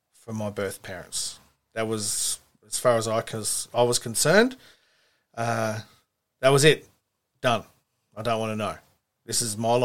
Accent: Manly, New South Wales, Australia; I was born in Manly Hospital

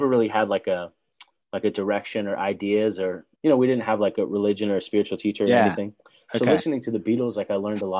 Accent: San Clemente, California, United States; also born or lived in Irvine, California / Bay Area, California; now in Los Angeles, United States; I grew up in a city called San Clemente

